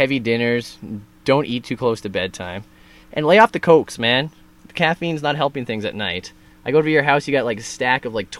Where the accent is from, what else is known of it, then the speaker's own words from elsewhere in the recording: Smithers, British Columbia, Canada; I grew up in Smithers.